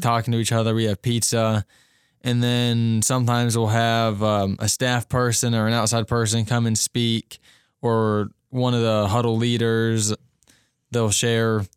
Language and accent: English; Cincinnati, Ohio, United States; moved away; I'm a junior from Cincinnati, Ohio